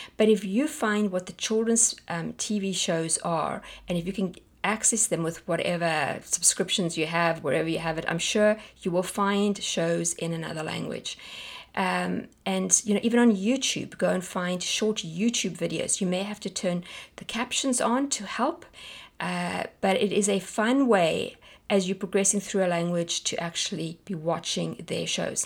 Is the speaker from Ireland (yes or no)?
no; South Africa; moved away; we're South African